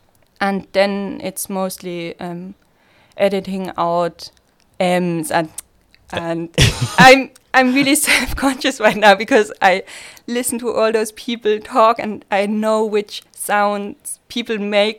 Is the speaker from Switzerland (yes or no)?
yes; Switzerland; accent: Swiss; English is a second language; everyone was like, where are you from here? It sounds so... Swiss and people always could tell and I also had people telling me if you speak Swiss I understand you and I'm like I'm speaking German to you.